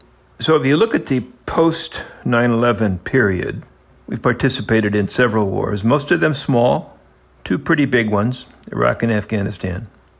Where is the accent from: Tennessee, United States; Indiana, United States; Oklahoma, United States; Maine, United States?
Indiana, United States; moved away as an adult; also born or lived in Germany; When I was a kid growing up in Indiana, this would be the 1950s